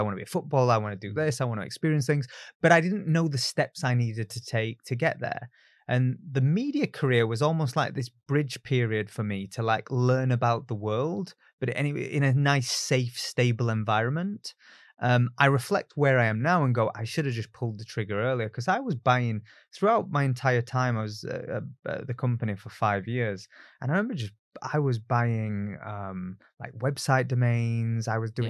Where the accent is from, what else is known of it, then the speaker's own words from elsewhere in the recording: Barnsley, Yorkshire and the Humber, United Kingdom; And look, I grew up in Barnsley. It's a very low aspiration town.